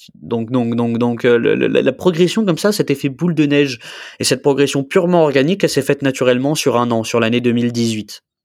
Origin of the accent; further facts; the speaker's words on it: Nice, Provence-Alpes-Côte d'Azur, France; je viens de Nice, hein. mm. je, suis niçois. Hein. Tu vois, j'habite toujours à Nice d'ailleurs